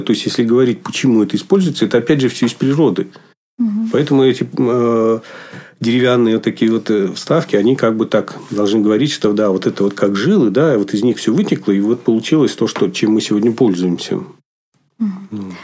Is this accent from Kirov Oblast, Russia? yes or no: yes; Lupya, Kirov Oblast, Russia; also born or lived in near Ulyanovsk; now in Republic of Karelia, Russia; Вообще родился я в малюсенькой деревне, где а, жили одни лесорубы в Кировской области. А, поселок назывался Лупья. Ну, надо сказать, глушь несусветная, конечно, но зато детство прошло среди природы